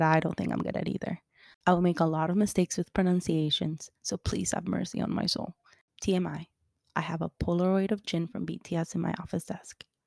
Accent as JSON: {"language": "English", "town": "Miami", "region": "Florida", "country": "United States", "tie": "born or raised there", "also_born_or_lived": "Colombia", "said": "I'm Colombian, but I've lived in Miami ever since I was little"}